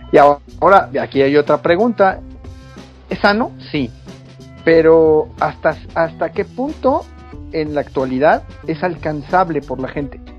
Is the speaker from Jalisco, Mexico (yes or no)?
no; Mexico City, Mexico; now in Chihuahua, Mexico; yo soy de la Ciudad de México, me vine a vivir a, Chihuahua, por allá el 2001